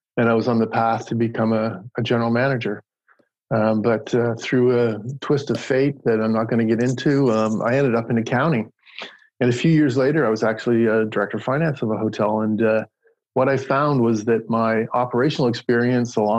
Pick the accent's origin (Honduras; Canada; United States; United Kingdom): Canada; New Brunswick; moved away; I'm Canadian. And I grew up in New Brunswick.